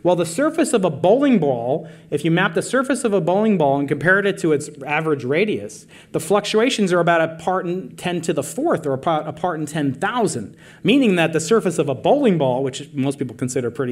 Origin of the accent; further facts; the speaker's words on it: New York, United States; I'm a New Yorker